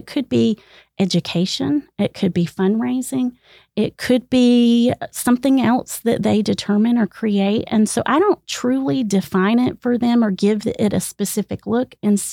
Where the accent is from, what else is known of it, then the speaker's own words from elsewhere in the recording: Greenville, South Carolina, United States; moved away as an adult; also born or lived in Lubbock, Texas; my home state is South Carolina, the land of trees and humidity